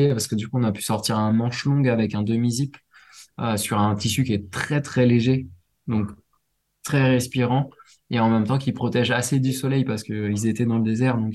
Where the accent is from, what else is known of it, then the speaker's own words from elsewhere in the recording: Réunion, France; Alors, il y en a chez moi à La Réunion, pour ceux qui écouteront La Réunion.